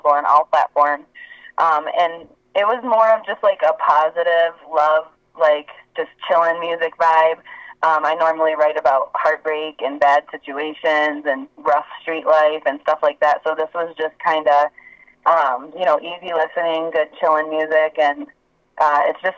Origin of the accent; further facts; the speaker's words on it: Saginaw, Michigan, United States; moved away as an adult; also born or lived in Detroit, Michigan / Atlanta, Georgia; my hometown, Saginaw